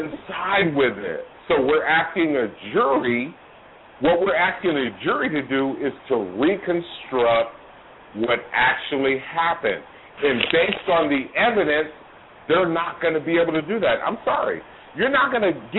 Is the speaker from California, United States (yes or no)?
yes; Oakland, California, United States; moved away as an adult; now in Georgia, United States; I'm from Oakland, California. I grew up on the dope turf